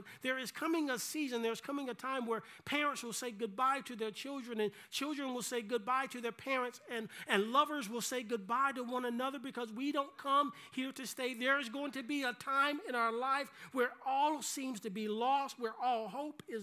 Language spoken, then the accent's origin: English; South Carolina, United States; growing up in South Carolina